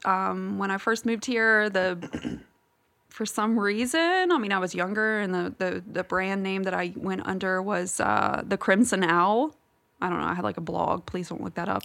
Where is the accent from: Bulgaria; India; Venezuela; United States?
United States; Virginia; moved away as an adult; I'm originally from Virginia, and I have lived here for almost, well, coming up on ten years now